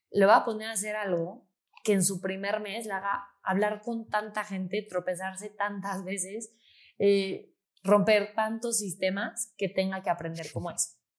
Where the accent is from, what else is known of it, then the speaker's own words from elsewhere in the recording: Mexico City, Mexico; yo soy de Ciudad de México